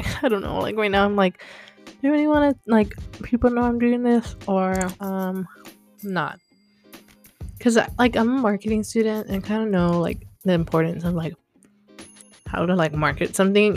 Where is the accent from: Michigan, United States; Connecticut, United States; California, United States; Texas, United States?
Texas, United States; moved away as an adult; now in Los Angeles, United States; I am from Texas.